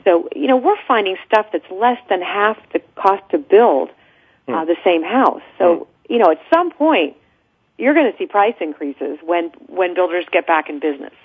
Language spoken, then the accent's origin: English; San Francisco Bay Area, California, United States; born or raised there; moved away as an adult; now in Los Angeles, United States